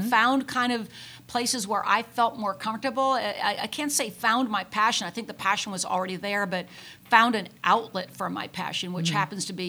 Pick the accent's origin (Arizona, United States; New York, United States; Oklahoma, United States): Oklahoma, United States; Tulsa; We came from the Tulsa area.